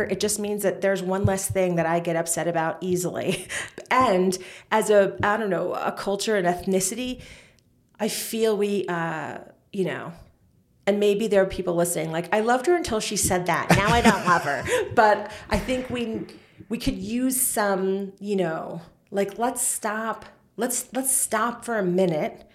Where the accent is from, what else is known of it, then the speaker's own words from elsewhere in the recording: New York, United States; in the 80s, that's when I grew up in New York